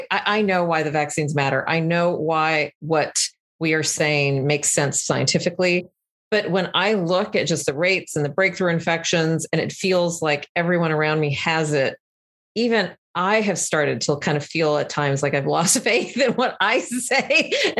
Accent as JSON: {"language": "English", "region": "Texas", "country": "United States", "tie": "born or raised there", "said": "especially from my past and like kind of growing up in Texas, who are Trump supporters"}